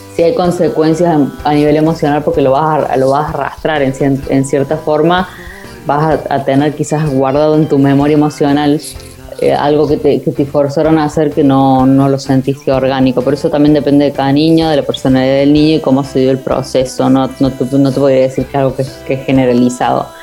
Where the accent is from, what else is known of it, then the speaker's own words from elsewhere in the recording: Córdoba, Argentina; moved away; de Córdoba, de mi ciudad de origen